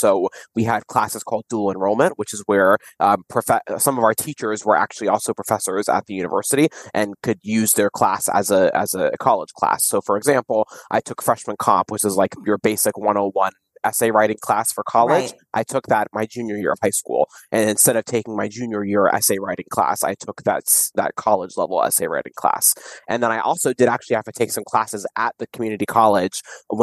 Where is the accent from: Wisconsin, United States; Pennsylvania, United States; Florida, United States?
Florida, United States; Kissimmee; also born or lived in St. Cloud, Florida; I grew up in the Kissimmee / St. Cloud, Florida area